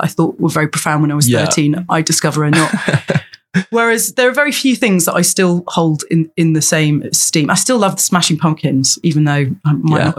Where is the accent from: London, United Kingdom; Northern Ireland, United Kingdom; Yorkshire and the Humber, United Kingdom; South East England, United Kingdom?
London, United Kingdom; I grew up in London and I'd come on the bus down to Oxford Circus